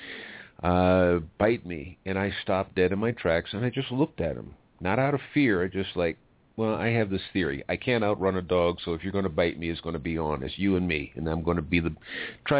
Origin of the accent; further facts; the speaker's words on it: United States; now in Mexico; now I'm an American, lives in Mexico